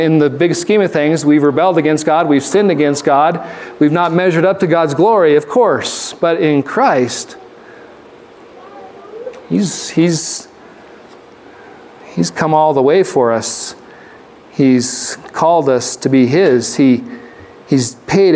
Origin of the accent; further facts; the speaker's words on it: Arizona, United States; When I grew up in Arizona, the vast majority of my classmates, they didn't have white skin